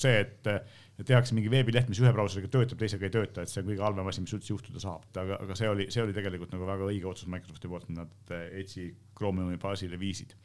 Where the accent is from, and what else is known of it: Estonia